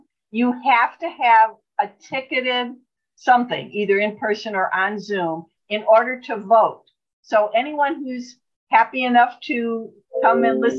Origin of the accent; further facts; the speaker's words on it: Cleveland, Ohio, United States; also born or lived in Brown County, Indiana / Vermilion, Ohio; I'm in Elyria, Ohio, and I was born and raised in Ohio, born in the Cleveland area, lived in that area until I was married, moved to Vermilion, which is in Lorain County, which is where Elyria is now.